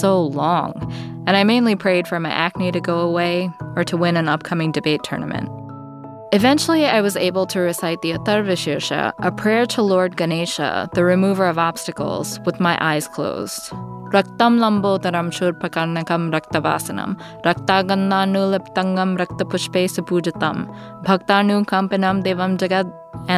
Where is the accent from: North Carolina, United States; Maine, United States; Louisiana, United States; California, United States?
Louisiana, United States; New Orleans; moved away; also born or lived in New York; When I was growing up in New Orleans